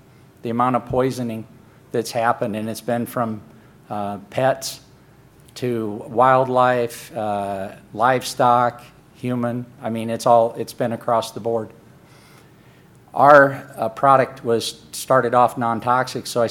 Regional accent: Phoenix, Arizona, United States; I'm from Phoenix, Arizona.

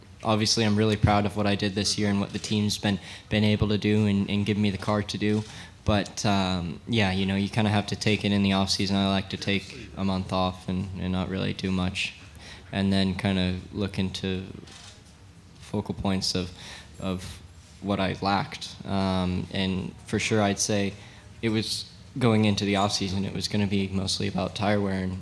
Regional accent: Santa Clarita, California, United States; I grew up in Santa Clarita. I still live there.

